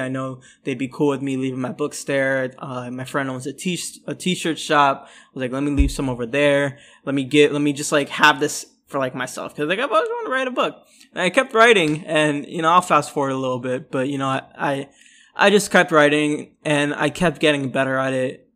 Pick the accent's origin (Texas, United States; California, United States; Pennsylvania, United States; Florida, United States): Florida, United States; Orlando; also born or lived in New York City; I'm from Florida. Um, so, yeah, I'm, I'm, uh, you know, to my knowledge, I'm the first Bengali man from Florida